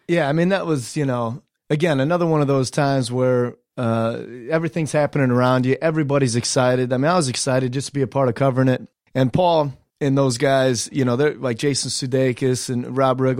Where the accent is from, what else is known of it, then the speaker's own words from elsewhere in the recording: Delta, Ohio, United States; I grew up in Ohio in a real small town called Delta, about 2,500 strong.